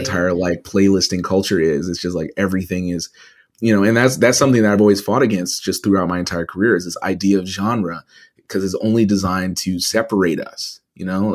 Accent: Edmonton, Alberta, Canada; moved away; growing up in Edmonton, which was primarily white at the time

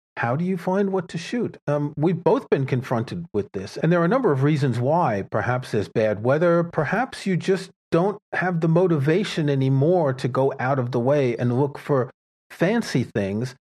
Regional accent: New York City, New York, United States; I grew up in New York City

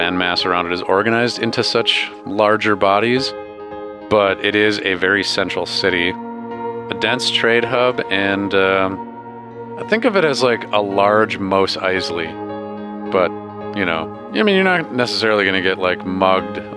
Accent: United States; I'm an American

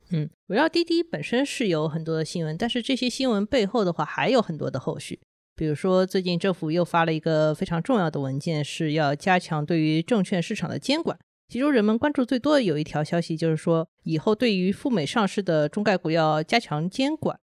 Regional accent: China; 我们都是中国人呢

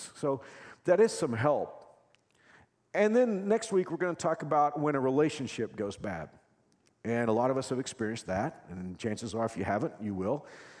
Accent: Texas, United States; now in Kansas, United States; I'm from Texas

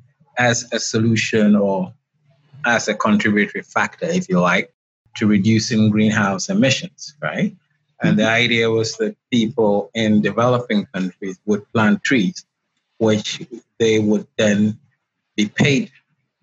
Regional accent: Ghana; I am from Ghana, West Africa. Right now, I'm speaking to you from Accra, the capital.

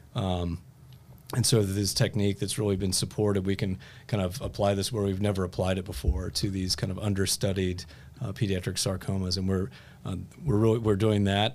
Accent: Fairfield, Ohio, United States; now in Indianapolis, United States; I grew up in Fairfield, Ohio

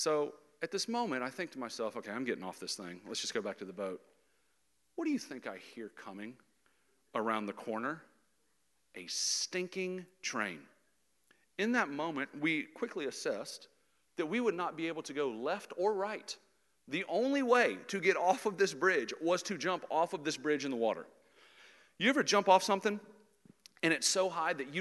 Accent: Jacksonville, Florida, United States; I grew up in Jacksonville, Florida

